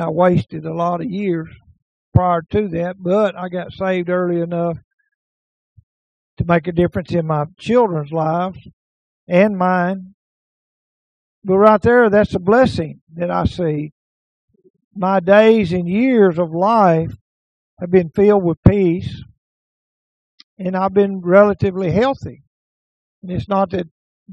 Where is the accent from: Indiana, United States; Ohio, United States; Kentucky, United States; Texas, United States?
Texas, United States; Naples and Omaha; those of us who are born and raised in Naples and Omaha